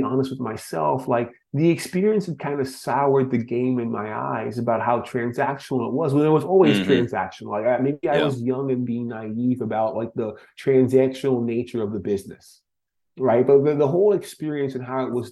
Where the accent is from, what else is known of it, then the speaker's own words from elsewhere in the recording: Florida, United States; growing up in Florida